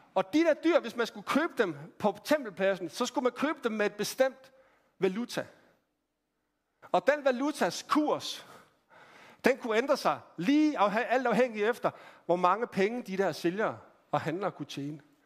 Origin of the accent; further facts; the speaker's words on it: Randers, Central Denmark Region, Denmark; Jeg voksede op i, øh, i Randers